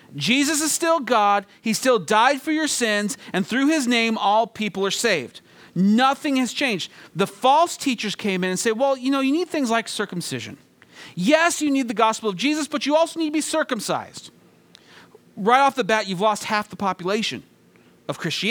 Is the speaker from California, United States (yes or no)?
yes; 40 minutes from San Luis Obispo, California, United States; San Luis Obispo, California, just a short 40 minutes from my hometown